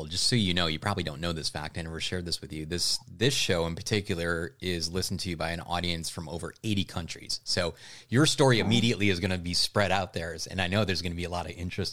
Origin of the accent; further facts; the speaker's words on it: Midwest, United States; I grew up in the Midwest